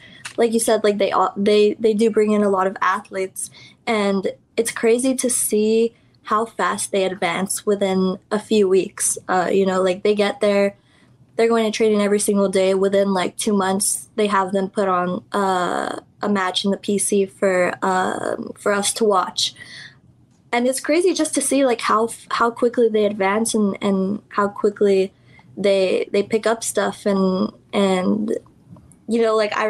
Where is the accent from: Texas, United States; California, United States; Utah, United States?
Texas, United States; Laredo; also born or lived in Houston, Texas; I was trained at the Laredo Wrestling Alliance in my hometown